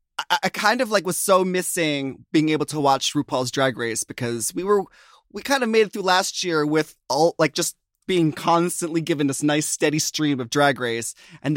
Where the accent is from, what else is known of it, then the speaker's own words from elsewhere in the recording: United States; That's what I love about the UK, because like I'm American